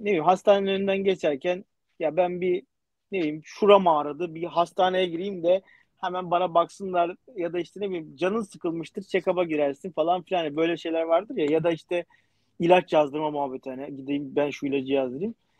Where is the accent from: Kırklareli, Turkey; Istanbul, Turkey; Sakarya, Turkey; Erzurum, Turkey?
Istanbul, Turkey; moved away as an adult; ben doğma büyüme İstanbulluyum yani işte e, Erenköy'de oturuyordum